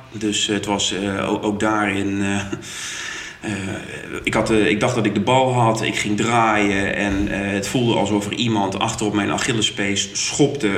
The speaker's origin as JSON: {"language": "Dutch", "region": "Groningen", "country": "Netherlands", "also_born_or_lived": "Utrecht / Den Bosch", "moved": "yes", "lives_now": "Eindhoven, Netherlands", "said": "ik kom uit Groningen"}